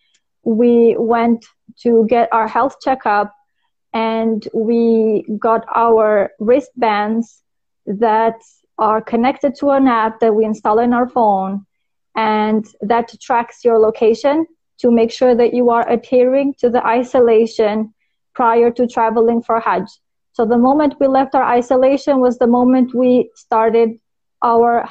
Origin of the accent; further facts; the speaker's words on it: North Macedonia; moved away as an adult; now in Saudi Arabia; Originally, I'm from Macedonia.